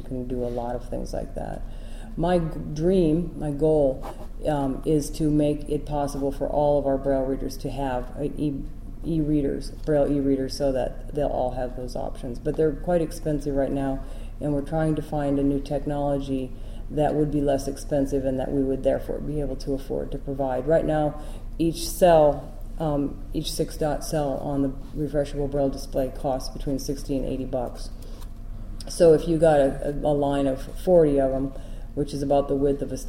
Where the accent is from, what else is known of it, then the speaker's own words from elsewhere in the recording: Iowa, United States; I came from Iowa, and in Iowa we would do that for people because we had a cadre of volunteers who would do it